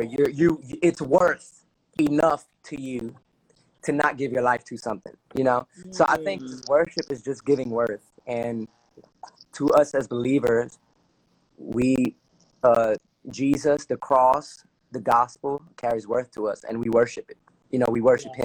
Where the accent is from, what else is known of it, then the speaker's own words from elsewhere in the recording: Newark, New Jersey, United States; accent: Dominican; also born or lived in Belleville, New Jersey; I was born and raised in Newark, New Jersey